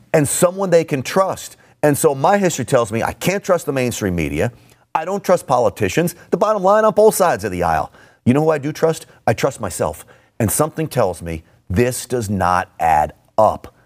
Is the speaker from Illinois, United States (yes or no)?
no; New York City, New York, United States; I grew up in and around New York City